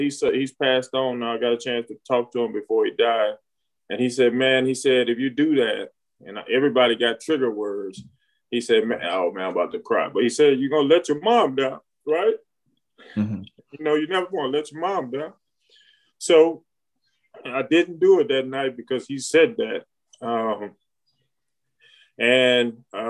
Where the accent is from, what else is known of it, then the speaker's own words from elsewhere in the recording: Alexandria, Louisiana, United States; I was born in Alexandria, Louisiana